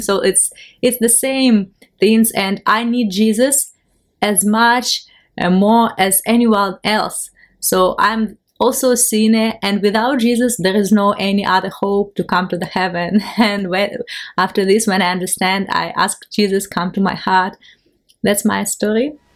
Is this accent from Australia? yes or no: no; Ukraine; English is a second language; I'm from Ukraine